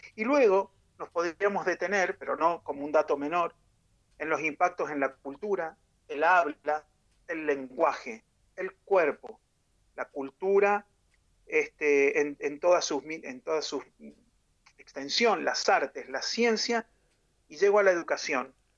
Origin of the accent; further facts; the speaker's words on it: Argentina; para nosotros como nación argentina